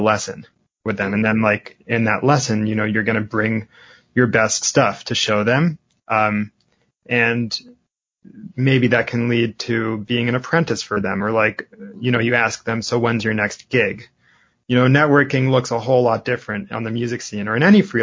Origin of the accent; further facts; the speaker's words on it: Lexington, Massachusetts, United States; now in New York City, United States; When I grew up in Lexington, Massachusetts, and when I was living there